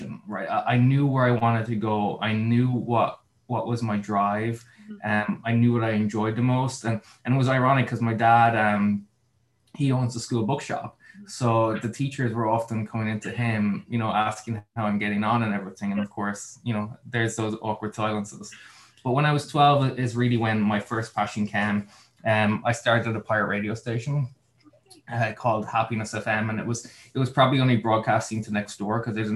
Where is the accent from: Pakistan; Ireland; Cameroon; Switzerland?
Ireland; Mitchelstown, Munster; now in Los Angeles, United States; I'm originally from Mitchellstown in Cork. I currently live in Los Angeles in California